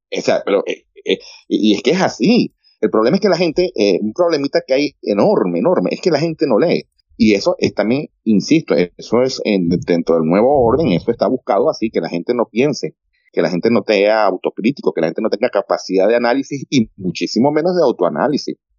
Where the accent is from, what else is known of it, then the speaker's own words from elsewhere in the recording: Venezuela; moved away; also born or lived in Madrid, Spain; la nacionalidad venezolana